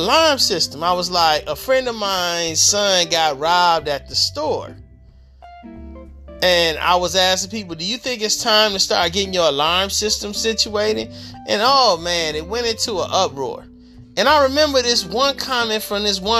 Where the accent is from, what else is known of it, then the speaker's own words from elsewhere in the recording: Detroit, Michigan, United States; I grew up in Detroit, Michigan